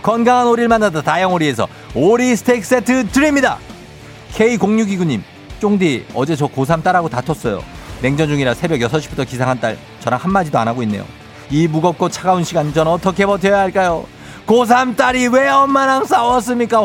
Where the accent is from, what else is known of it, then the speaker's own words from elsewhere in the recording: Goyang, Gyeonggi Province, South Korea; 저 고양시 토박이에요. 주엽고 졸업했어요